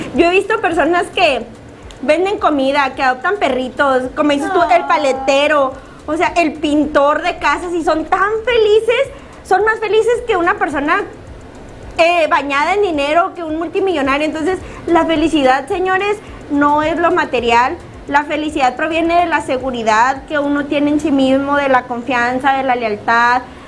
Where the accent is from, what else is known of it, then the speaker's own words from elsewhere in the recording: Mexico; nosotros aquí como mexicanos